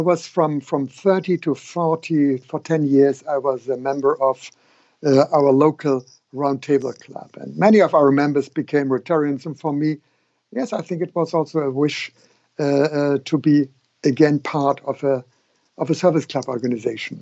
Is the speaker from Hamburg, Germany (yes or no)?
yes; Hamburg, Germany; here in my hometown in Hamburg